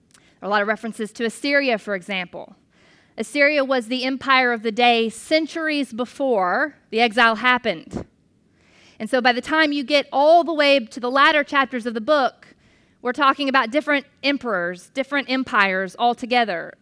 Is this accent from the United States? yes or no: yes; United States; as an American